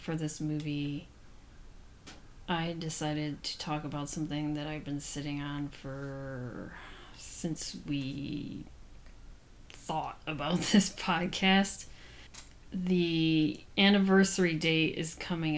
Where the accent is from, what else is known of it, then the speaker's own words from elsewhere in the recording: Chicago, Illinois, United States; I grew up in Chicago